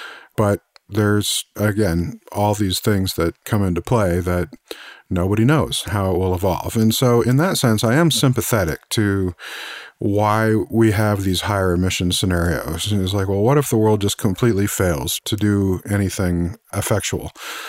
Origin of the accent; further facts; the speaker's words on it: Missouri, United States; But of course, as we say here in the US, I'm from Missouri, you know, show me.